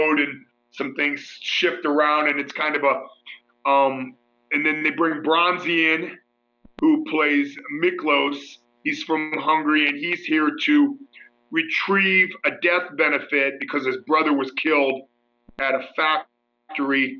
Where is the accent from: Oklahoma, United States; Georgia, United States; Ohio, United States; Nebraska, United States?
Ohio, United States; Mansfield; my hometown